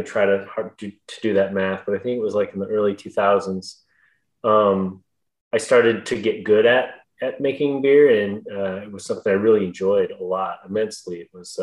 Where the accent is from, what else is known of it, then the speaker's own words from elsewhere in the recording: Rapid City, Michigan, United States; also born or lived in Bellaire, Michigan; I'm actually from Rapid City